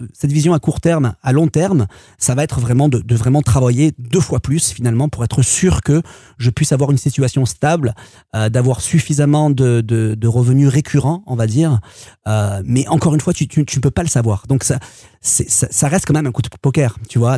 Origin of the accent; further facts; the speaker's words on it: Marseille, Provence-Alpes-Côte d'Azur, France; moved away as an adult; also born or lived in Paris; quand on vient de Marseille